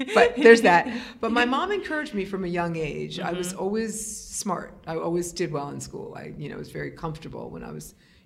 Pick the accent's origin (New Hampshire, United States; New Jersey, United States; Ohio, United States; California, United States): New Jersey, United States; Teaneck; I grew up in an integrated suburb of the city, Teaneck, New Jersey